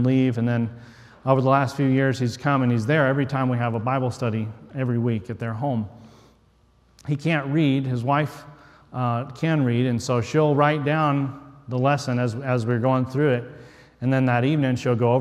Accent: West Texas, United States; moved away; I grew up in West Texas in the desert, hardly know anything about fishing

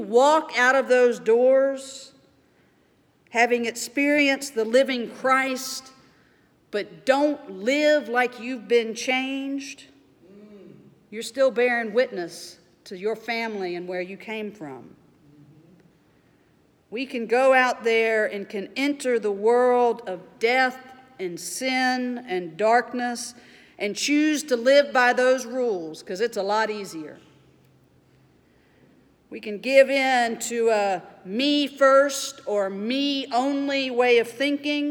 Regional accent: Mobile, Alabama, United States; growing up in Mobile, Alabama

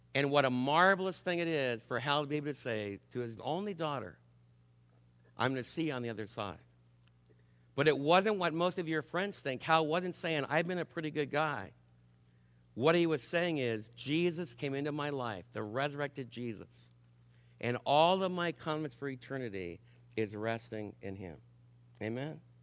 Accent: New York City, New York, United States; New York City, my hometown

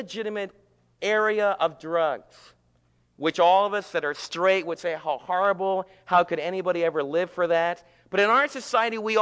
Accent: United States; as American believers and American citizens

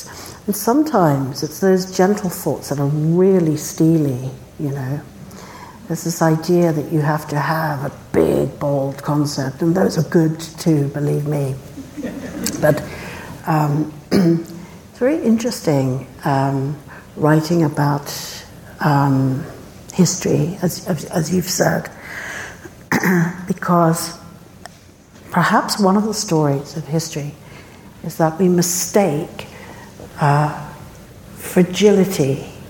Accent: South Africa; born there; I was born in South Africa, and I saw the struggle to make a democracy

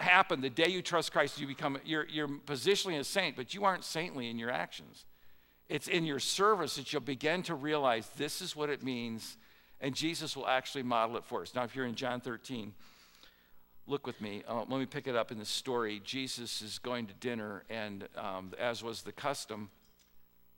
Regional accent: Midwest, United States; I'm a Midwesterner, it was a common custom in the Midwest

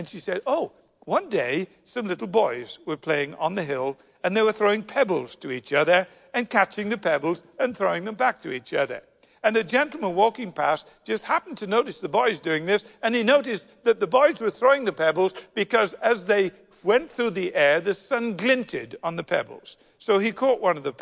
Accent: United Kingdom; being terribly British

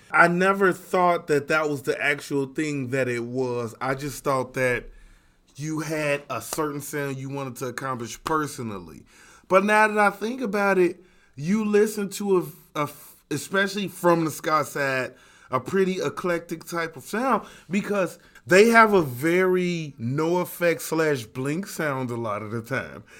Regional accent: Chicago, Illinois, United States; we are from Chicago

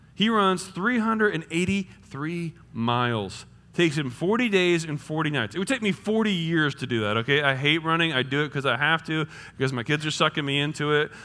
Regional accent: New Jersey, United States; now in Indiana, United States; I'm from New Jersey

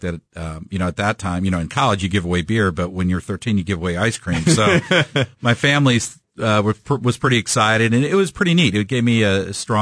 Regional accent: Kansas City, Missouri, United States; Born and raised in Kansas City

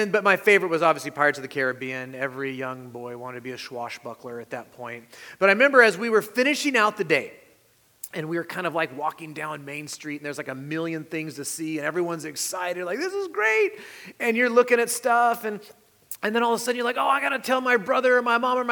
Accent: California, United States; moved away; also born or lived in Salem, Oregon; I was born in California. I have family in California, but we lived in Oregon for a while

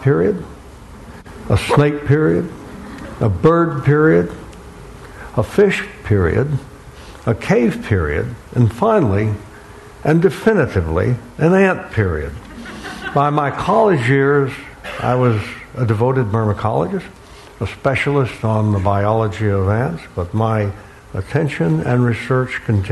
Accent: Alabama, United States; also born or lived in Florida; growing up on the Gulf Coast of Alabama and the Florida Peninsula

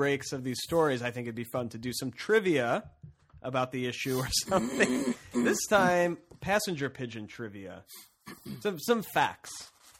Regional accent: Cincinnati, Ohio, United States; We're not from the zoo. We're from Cincinnati.

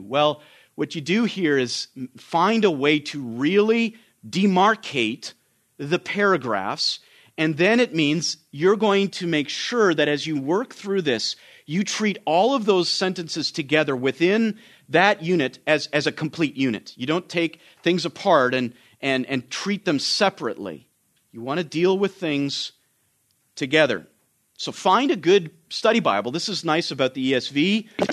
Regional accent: Canada; now in United States; I'm Canadian

